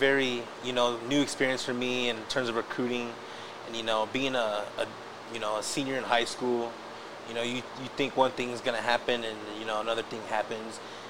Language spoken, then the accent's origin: English; El Paso, Texas, United States; I'm from El Paso. I lived here all my life.